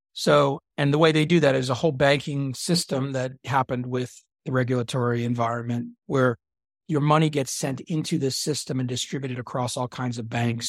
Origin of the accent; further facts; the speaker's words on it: Dallas, Texas, United States; I grew up in Dallas, Texas